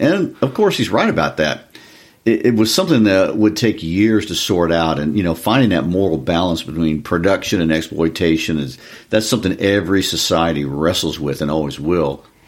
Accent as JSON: {"language": "English", "country": "United States", "said": "I'm an American"}